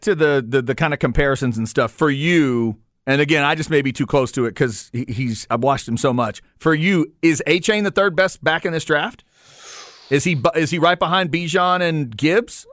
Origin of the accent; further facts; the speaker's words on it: Dallas, Texas, United States; I'm a Dallas area kid